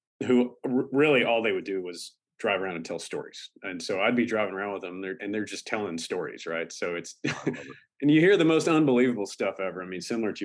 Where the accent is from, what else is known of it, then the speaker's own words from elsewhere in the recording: Fort Worth, Texas, United States; also born or lived in Lubbock, Texas / Aledo, Texas; hometown for me is Fort Worth.